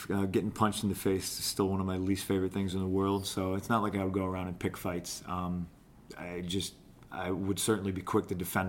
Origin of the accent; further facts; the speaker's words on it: Lockport, United States; I was born in the city and I grew up in a place called Lockport.